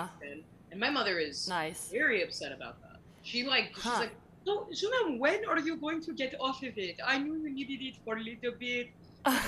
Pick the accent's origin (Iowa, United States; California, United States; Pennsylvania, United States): California, United States; Orange County; I grew up in Orange County